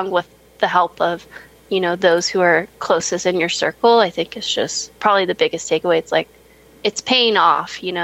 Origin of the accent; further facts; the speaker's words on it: United States; being an American